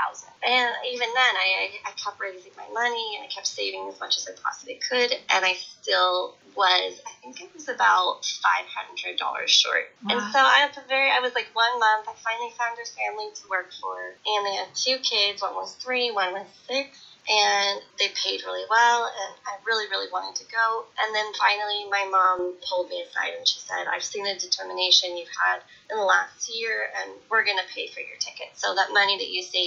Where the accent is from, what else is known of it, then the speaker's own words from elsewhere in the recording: Grass Valley, California, United States; accent: American; moved away as an adult; now in Florence, Italy; I'm from Northern California. It's a tiny little town called Grass Valley, a little old mining town.